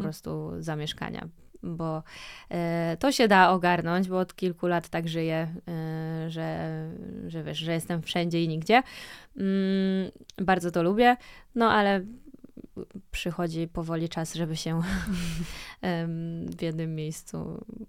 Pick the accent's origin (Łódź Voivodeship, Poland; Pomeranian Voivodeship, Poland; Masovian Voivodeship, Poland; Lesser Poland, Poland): Łódź Voivodeship, Poland; Łódź; wychowałam się w takim domu mhm. e, w centrum miasta w Łodzi